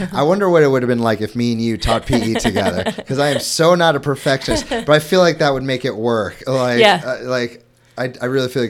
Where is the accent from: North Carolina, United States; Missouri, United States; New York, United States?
Missouri, United States; St. Louis; I'm from St. Louis